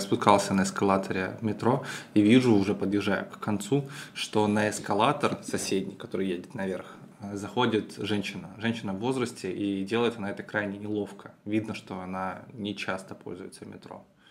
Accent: Petrozavodsk, Republic of Karelia, Russia; Петрозаводска, моего родного города, Карелия

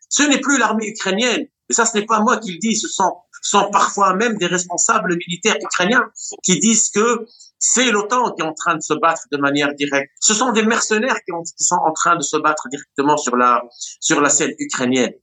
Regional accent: Tunisia; moi, tunisien

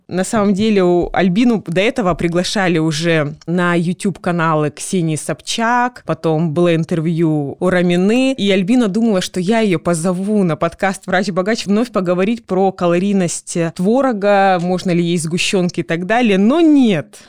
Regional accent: Krasnodar, Krasnodar Krai, Russia; moved away as an adult; now in Saint Petersburg, Russia; Я когда переехала с юга, мы с тобой, считай, землячки, я из Краснодара, я переехала в Санкт-Петербург

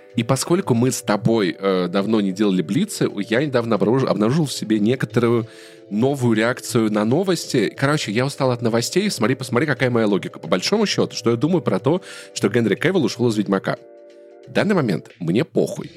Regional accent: Russia; now in Yerevan, Armenia; я тоже из России

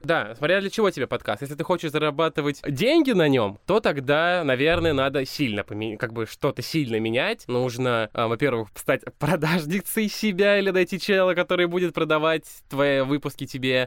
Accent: Balakovo, Saratov Oblast, Russia; я из Балакова

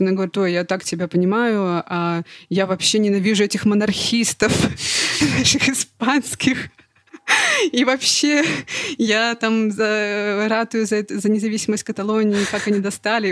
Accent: Russia; moved away; I'm from Russia

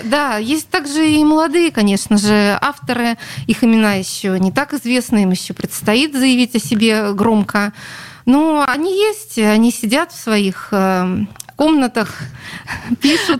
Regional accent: Saint Petersburg, Russia; Это моя родина, я родилась на Литейном

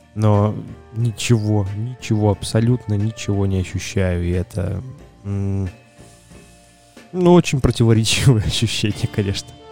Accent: Belarus; я сам из Беларуси

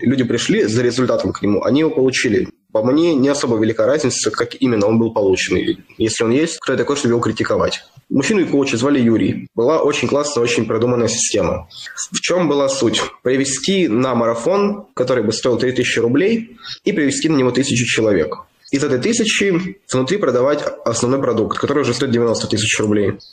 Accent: Kirov, Kirov Oblast, Russia; now in Moscow, Russia; Я из Кирова.

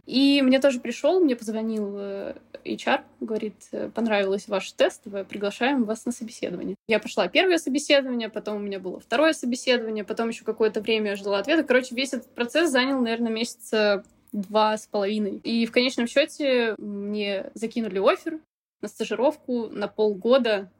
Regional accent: Novosibirsk, Novosibirsk Oblast, Russia; moved away; also born or lived in Moscow / Kaş, Turkey; Живя в Москве, я вообще из Новосибирска

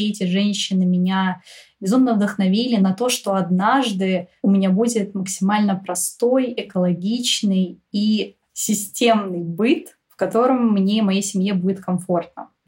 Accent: Moscow, Russia; Я родилась и выросла в Москве. Все 25 лет своей жизни я прожила здесь.

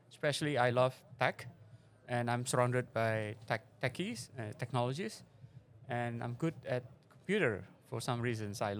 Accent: Semarang, Central Java, Indonesia; moved away as an adult; also born or lived in Jakarta / San Jose, California; in a city called Semarang. It's in Central Java, and then I went to Jakarta, and then spent my youth there and studied computer science in San Jose State university.

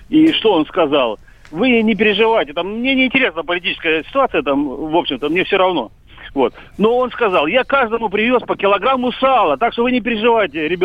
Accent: Russia; born there; а я уехал в Россию, я здесь и родился, потому что я россиянин чистокровный.

